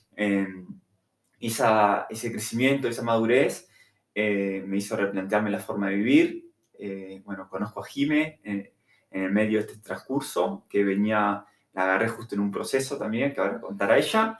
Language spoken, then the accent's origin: Spanish; Montevideo, Uruguay; moved away as an adult; que tengo 35 años, soy de Montevideo, Uruguay